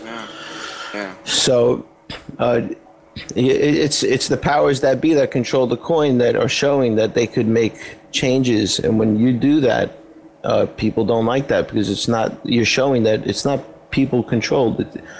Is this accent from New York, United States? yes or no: yes; New York, United States; as a New Yorker